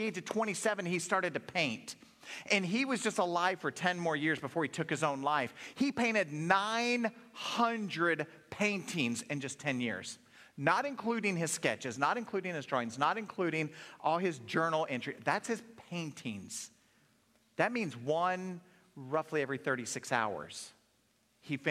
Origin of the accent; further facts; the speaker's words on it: Oklahoma, United States; moved away; I grew up in Oklahoma, and growing up in Oklahoma, that meant you're a Dallas Cowboy fan